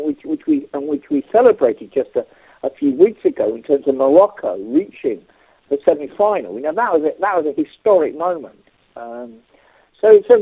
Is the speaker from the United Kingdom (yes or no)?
yes; North Surrey, South East England, United Kingdom; I grew up in a middle-class family in North Surrey